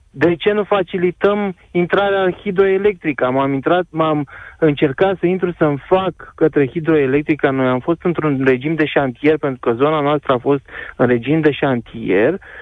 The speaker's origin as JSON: {"language": "Romanian", "town": "Constanța", "region": "Constanța County", "country": "Romania", "said": "eu sunt din Constanța și chiar lucrez pe litoralul mm. românesc"}